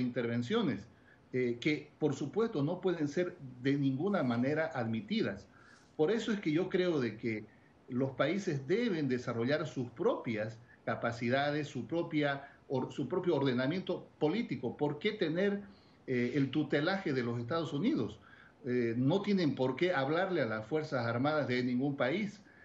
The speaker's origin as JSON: {"language": "Spanish", "country": "Bolivia", "said": "En mi país"}